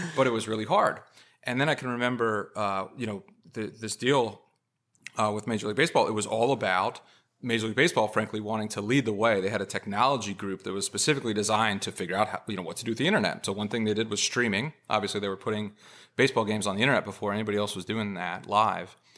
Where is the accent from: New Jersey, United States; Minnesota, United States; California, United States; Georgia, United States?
California, United States; moved away; I'm from California originally.